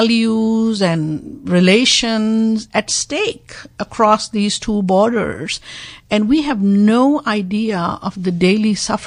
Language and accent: English; Pakistan; So I'm a Pakistani, but I'm also a peace activist and a global human rights activist.